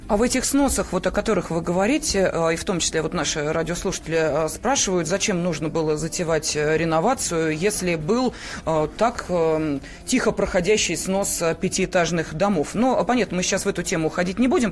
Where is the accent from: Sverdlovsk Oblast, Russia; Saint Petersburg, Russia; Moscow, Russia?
Moscow, Russia; Мы с вами москвичи